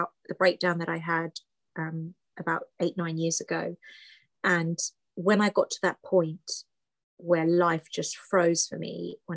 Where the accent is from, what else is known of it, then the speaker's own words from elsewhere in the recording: United Kingdom; English is a second language; So my parents came to the UK, then I was born, but I didn't speak any English when I went to school